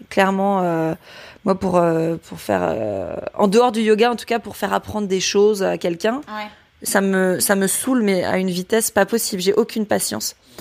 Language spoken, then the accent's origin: French; Brittany, France; also born or lived in Rennes / Les Sables-d'Olonne; now in Nantes, France; je suis bretonne